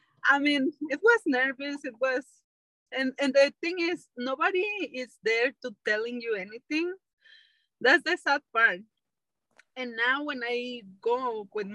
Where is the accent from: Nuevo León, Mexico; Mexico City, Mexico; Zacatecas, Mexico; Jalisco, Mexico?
Jalisco, Mexico; Guadalajara; now in California, United States; I'm from Guadalajara, Mexico, but I just live in California right now